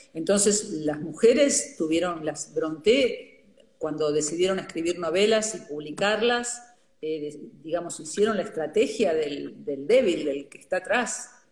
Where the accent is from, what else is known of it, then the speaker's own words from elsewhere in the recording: Montevideo, Uruguay; con mi familia y conmigo y con mi hermano cuando éramos chicos en Montevideo